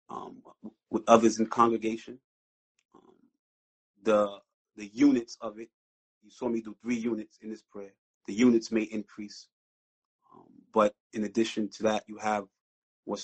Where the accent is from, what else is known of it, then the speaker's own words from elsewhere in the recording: New York City, New York, United States; also born or lived in Brownsville, Brooklyn; I was born and raised in East New York, Brooklyn